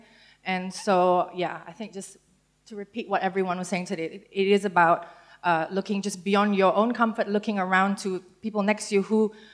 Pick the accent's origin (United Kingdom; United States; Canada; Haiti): United Kingdom; London; also born or lived in Brunei; coming from Brunei, where we've never had any freedom of speech, but growing up in London